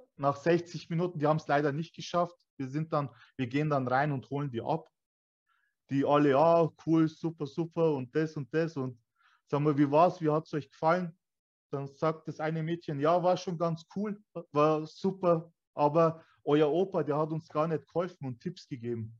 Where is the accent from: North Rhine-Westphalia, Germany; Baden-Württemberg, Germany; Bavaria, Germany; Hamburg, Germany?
Bavaria, Germany; Weiden; ich bin Türke. Also ich bin hier geboren, aufgewachsen. Meine Eltern kamen damals aus Türkei.